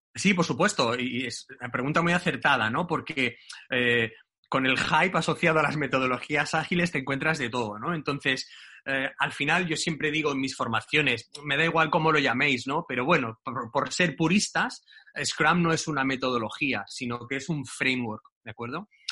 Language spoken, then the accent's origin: Spanish; Barcelona, Catalonia, Spain; yo soy de Barcelona